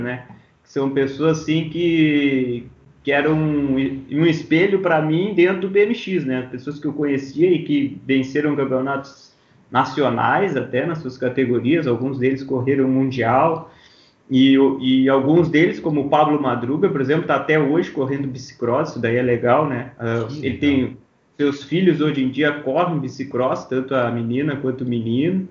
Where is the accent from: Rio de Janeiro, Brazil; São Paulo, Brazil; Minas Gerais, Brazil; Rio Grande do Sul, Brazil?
Rio Grande do Sul, Brazil; Pelotas; also born or lived in Londrina, Paraná; sou natural de Pelotas, é, morei praticamente a minha vida toda aqui